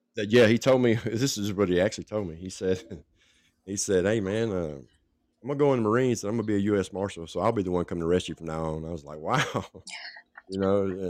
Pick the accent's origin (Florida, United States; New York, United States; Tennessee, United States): Tennessee, United States; Franklin; also born or lived in Nashville, Tennessee; I was born in Nashville and raised in Franklin, which is just south of Nashville